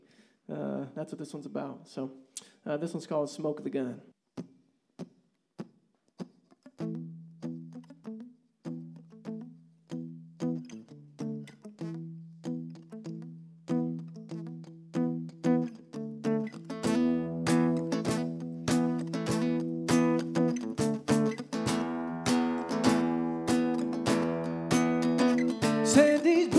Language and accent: English; Kansas, United States; we're from Kansas